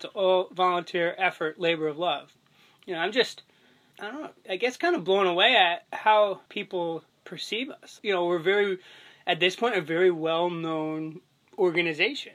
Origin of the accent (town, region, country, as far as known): West Haven, Connecticut, United States; born or raised there